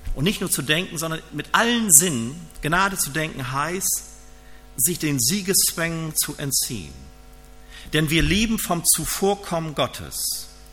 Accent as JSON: {"language": "German", "country": "Germany", "said": "ich bin ja aus Friese"}